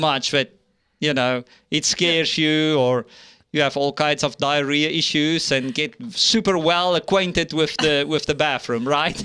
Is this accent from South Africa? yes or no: yes; South Africa; moved away as an adult; now in United States; my home country in South Africa